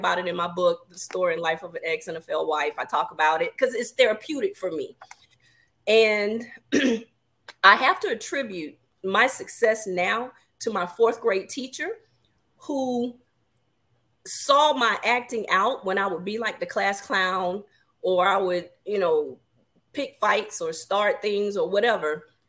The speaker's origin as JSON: {"language": "English", "town": "Augusta", "region": "Georgia", "country": "United States", "said": "So I am originally from Augusta, Georgia, home of the Masters, for those of you who are golf fans."}